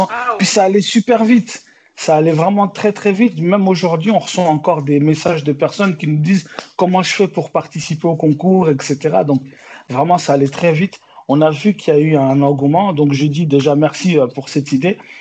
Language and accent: French; Besançon, Bourgogne-Franche-Comté, France; also born or lived in Angola / Paris; now in Bordeaux, France; J'ai grandi d'abord en province, dans une ville qui s'appelle Besançon.